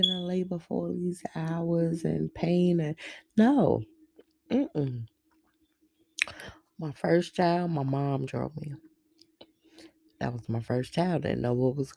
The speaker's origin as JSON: {"language": "English", "town": "New York City", "region": "New York", "country": "United States", "said": "I'm really from the streets. I'm from Brooklyn, New York, where people mind their business"}